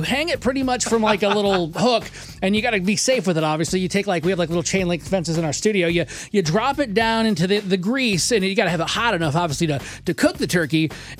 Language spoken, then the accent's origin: English; Texas, United States; I'm a Texan.